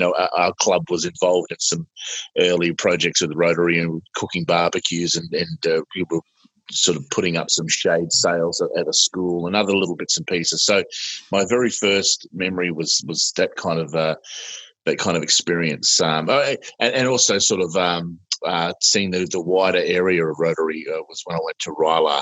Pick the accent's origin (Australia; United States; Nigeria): Australia; Sydney, New South Wales; I am Australian.